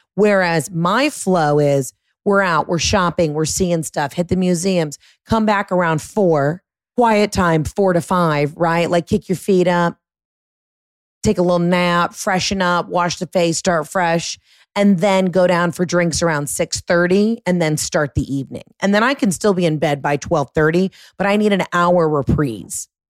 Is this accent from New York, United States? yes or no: no; Atlanta suburbs, Georgia, United States; I'm a Gentile from the Atlanta suburbs